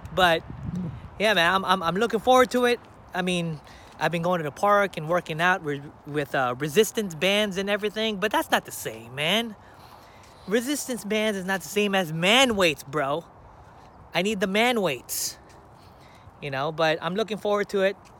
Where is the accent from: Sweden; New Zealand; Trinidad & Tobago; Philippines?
Philippines; now in United States; my home country, the Philippines